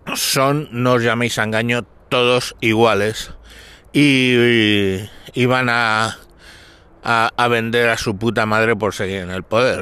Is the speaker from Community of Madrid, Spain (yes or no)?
yes; Galapagar, Community of Madrid, Spain; aquí en mi pueblo, en Galapagar